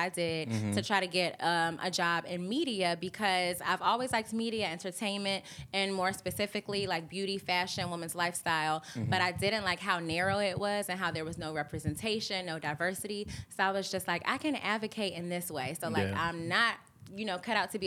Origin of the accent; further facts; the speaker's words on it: Augusta, Georgia, United States; I'm from Augusta.